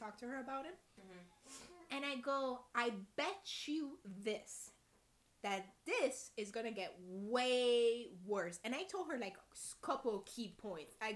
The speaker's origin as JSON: {"language": "English", "country": "United States", "said": "we're from America"}